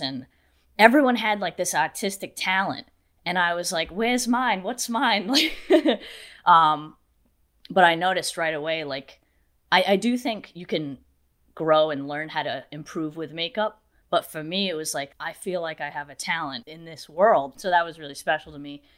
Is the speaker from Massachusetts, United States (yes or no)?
yes; New Bedford, Massachusetts, United States; I'm actually from an area called New Bedford